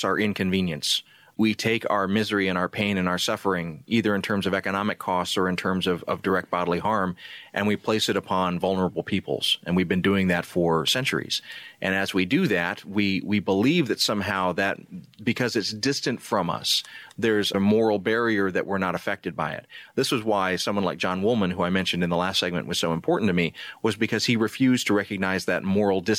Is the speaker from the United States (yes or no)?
yes; South Georgia, United States; I grew up in South Georgia